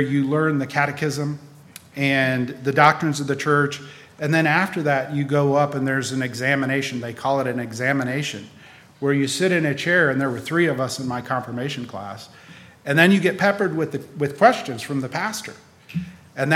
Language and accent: English; Raleigh, North Carolina, United States; also born or lived in Wisconsin; When I was 9, we moved from Wisconsin to Raleigh, North Carolina